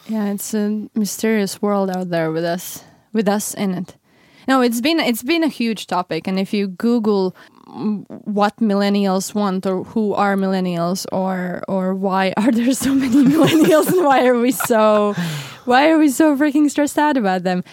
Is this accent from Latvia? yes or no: yes; Latvia; moved away as an adult; now in Stockholm, Sweden; I'm originally from Latvia, um, which is one of the Baltic states, and I moved to Sweden, um, about four years ago.